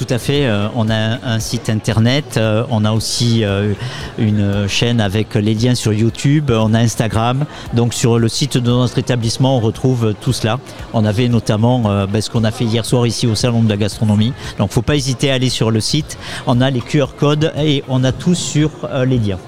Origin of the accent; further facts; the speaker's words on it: Pau, Nouvelle-Aquitaine, France; moved away as an adult; also born or lived in Paris / Poitiers / Orléans-Tours; je suis natif euh, de Pau, moi aussi